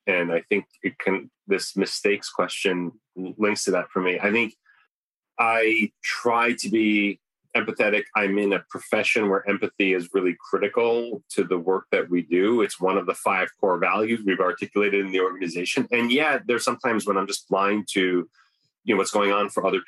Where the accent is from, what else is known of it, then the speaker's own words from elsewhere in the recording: New Canaan, Connecticut, United States; also born or lived in Syria / Turkey; I grew up in New Canaan, Connecticut, a very well-to-do part of the country